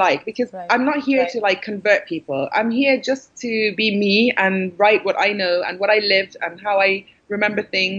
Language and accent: English; London, United Kingdom; also born or lived in Syria; I'm British. And I live in England, and I've lived in London all my life